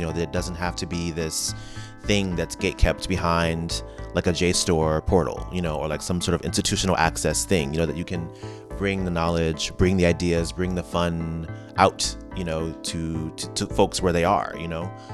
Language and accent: English; Ferguson, Missouri, United States; moved away; I'm from the Midwest. I'm from, you know, Ferguson, Missouri